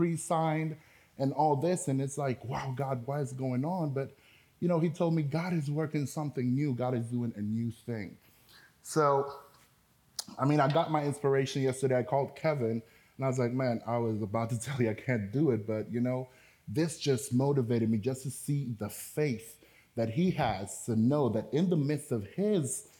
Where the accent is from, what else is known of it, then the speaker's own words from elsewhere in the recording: Antigua & Barbuda; first language Spanish; English is a second language; also born or lived in Dominican Republic; I was born in the Dominican Republic, but I was raised in the islands of Antigua.